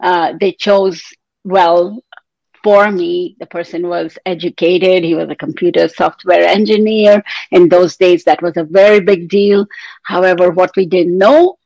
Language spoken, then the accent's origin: English; India; moved away as an adult; now in Canada; I was born and raised in India in a traditional family